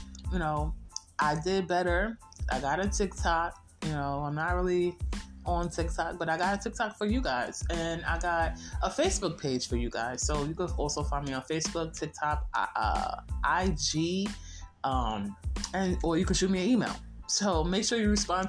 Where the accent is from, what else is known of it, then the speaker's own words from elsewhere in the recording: United States; I am African American, Black American